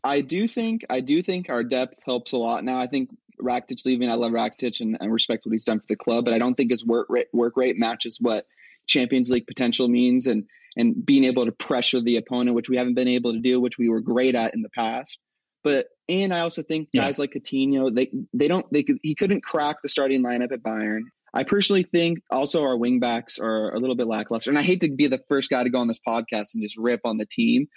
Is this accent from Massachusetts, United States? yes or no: no; Huntington Beach, California, United States; I'm from Huntington Beach, California